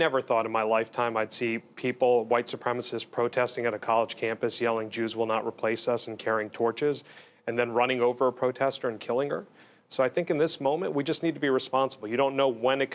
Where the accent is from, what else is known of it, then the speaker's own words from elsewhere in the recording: Bergen and Essex counties, New Jersey, United States; I was born in Jersey City in Hudson, grew up in Bergen and Essex